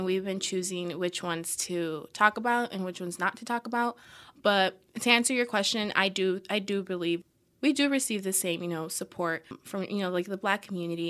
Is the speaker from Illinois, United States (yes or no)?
yes; Chicago, Illinois, United States; moved away as an adult; I'm from Chicago